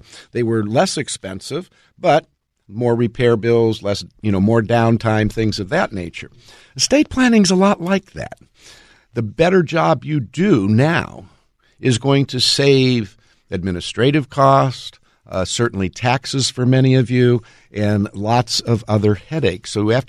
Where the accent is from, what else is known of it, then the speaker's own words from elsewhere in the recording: California, United States; I grew up in Southern California, so we were always doing earthquake drills.